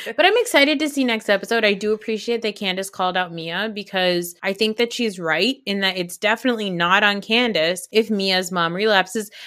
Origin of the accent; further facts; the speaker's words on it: New Jersey, United States; I'm not even Italian. I'm just from New Jersey